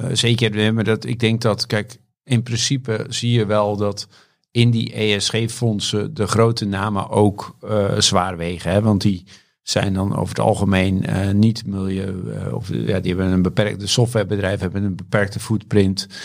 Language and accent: Dutch; Volendam, North Holland, Netherlands; geboren en getogen in Volendam